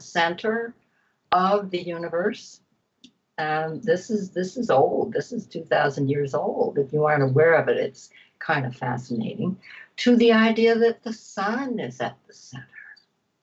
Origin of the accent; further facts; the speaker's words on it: Ohio, United States; I'm from Ohio.